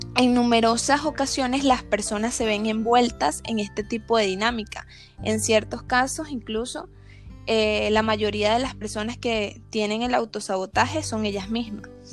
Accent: Venezuela; yo soy venezolana

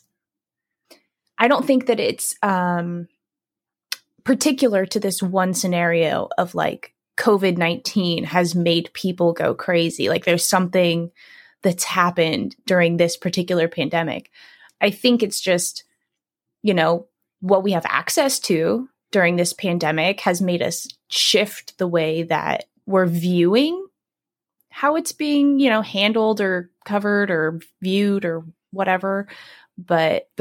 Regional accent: San Diego, California, United States; I'm from San Diego. So we're both from California

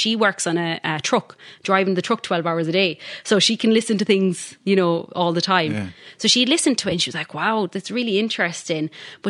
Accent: Galway, Connacht, Ireland; now in Perth, Australia

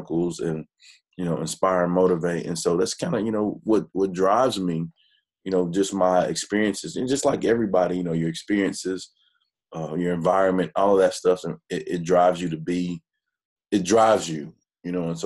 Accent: Hearne, Texas, United States; also born or lived in Dallas, Texas; I grew up in Hearn

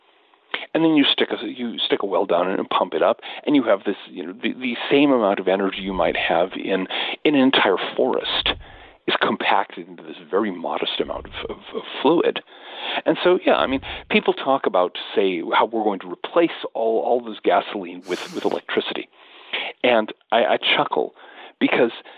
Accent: United States; I'm American

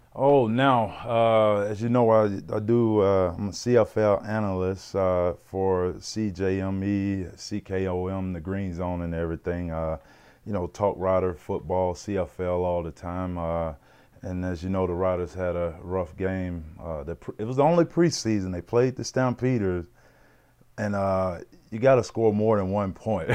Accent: Mississippi, United States; moved away as an adult; now in Regina, Canada; growing up in Mississippi

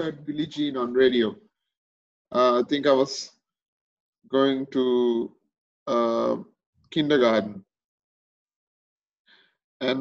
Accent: Negombo, Western Province, Sri Lanka; moved away; also born or lived in Australia; I grew up in Nigambo. I was born and raised in Sri Lanka.

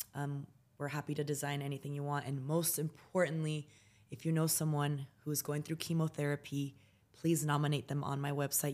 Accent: United States; also born or lived in San Francisco, California; I grew up in the United States of America, in a city, and that was really wealthy in the town we lived

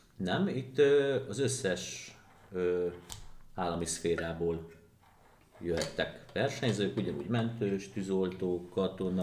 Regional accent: Győr, Győr-Moson-Sopron, Hungary; én Győrszigetbe nőttem föl

